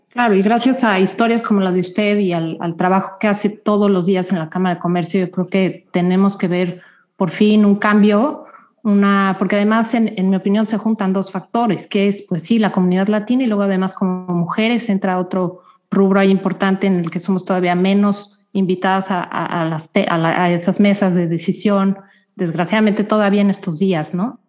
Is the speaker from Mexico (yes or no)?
yes; Mexico City, Mexico; moved away as an adult; now in Houston, United States; yo soy mexicana, yo nací y crecí en la Ciudad de México.